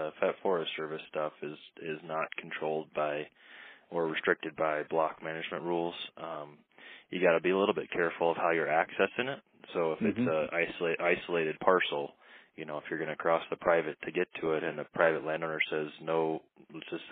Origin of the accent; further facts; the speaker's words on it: Iowa, United States; now in Montana, United States; growing up in Iowa